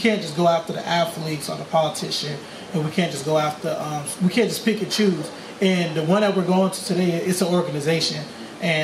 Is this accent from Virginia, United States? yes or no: yes; Richmond, Virginia, United States; I'm from Richmond, Virginia.